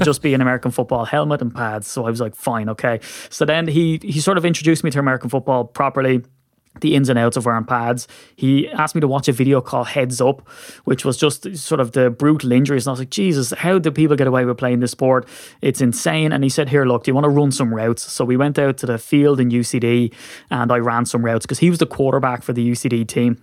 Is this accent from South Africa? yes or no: no; Ireland; what I get as an Irishman